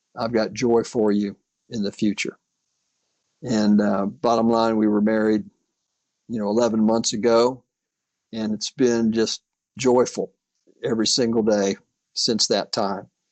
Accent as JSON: {"language": "English", "region": "Florida", "country": "United States", "tie": "born or raised there", "said": "returned to my home state, uh, Florida"}